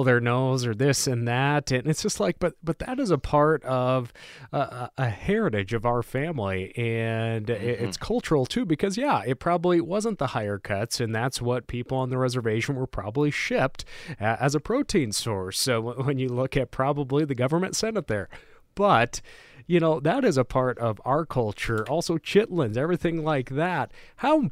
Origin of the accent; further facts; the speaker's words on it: Montana, United States; And I'm from Montana. There's not much diversity up here